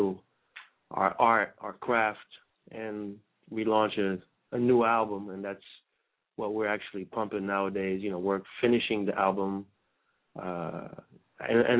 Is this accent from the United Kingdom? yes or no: no; France; moved away; also born or lived in Brazil; I'm originally from France